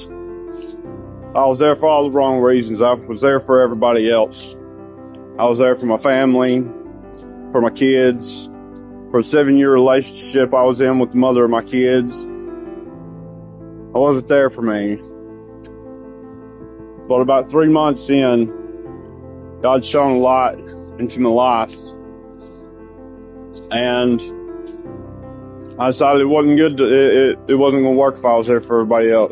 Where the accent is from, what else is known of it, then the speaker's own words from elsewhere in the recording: Bryson City, North Carolina, United States; I'm from Bryson City, North Carolina.